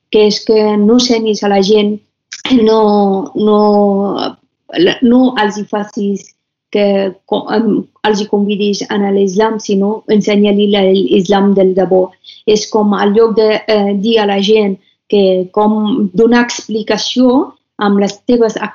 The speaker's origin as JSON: {"language": "Catalan", "country": "Afghanistan", "said": "com quan em presentava que sóc d'Afganistan, doncs la gent em deien talibans, guerra, Osama Bin Laden, marihuana, drogues"}